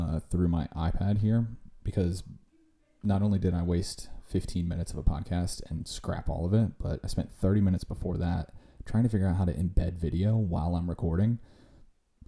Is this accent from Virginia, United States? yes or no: yes; Virginia, United States; my home state of Virginia